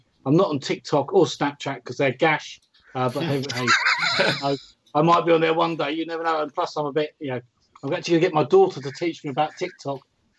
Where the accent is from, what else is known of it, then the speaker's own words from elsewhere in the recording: Eastbourne, South East England, United Kingdom; Eastbourne Massive, which is my hometown, Eastbourne Massive.